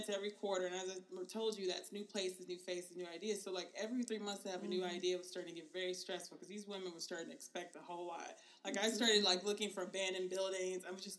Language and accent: English; Ohio, United States; We also have Ohio in common too, because I grew up in Ohio. Briefly, and then moved back to here.